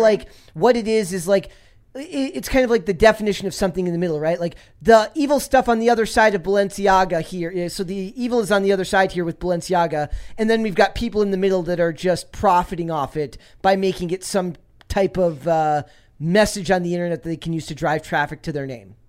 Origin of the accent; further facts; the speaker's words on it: Minnesota, United States; I'm from Minnesota